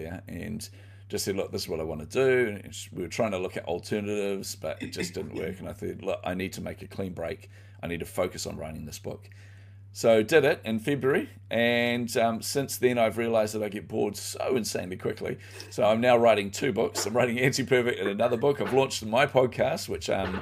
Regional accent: New Zealand; So I grew up in poverty. And you know, I come from New Zealand

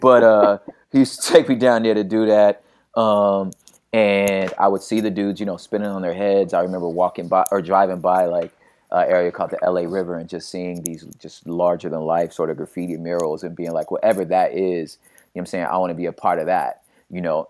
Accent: Los Angeles, California, United States; also born or lived in West Covina, California / La Puente, California; started off in South Central Los Angeles and then, um, kind of between there and, uh, area called the San Gabriel Valley, like West Covina, La Puente area of California.

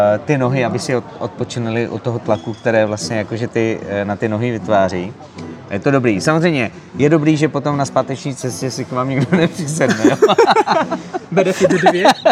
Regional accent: Moravia, Czechia; prostě jsme Moraváci

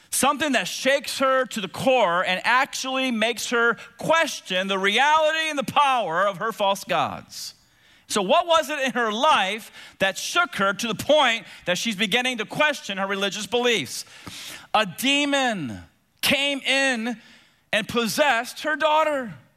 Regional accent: Tampa, Florida, United States; as a kid growing up in Tampa with two big brothers

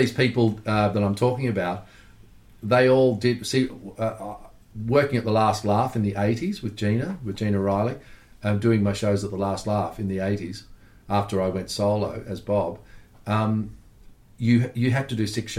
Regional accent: Melbourne, Victoria, Australia; growing up in Melbourne

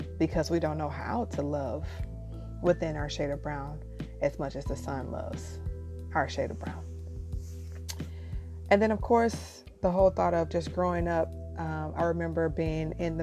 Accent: Midwest, United States; growing up in the Midwest

